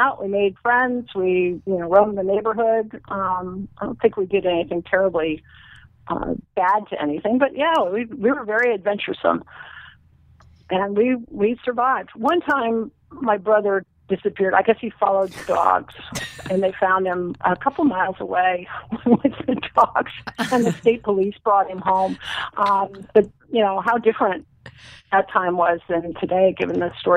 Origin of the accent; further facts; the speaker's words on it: suburban New Jersey, United States; I grew up in New Jersey, actually, suburban New Jersey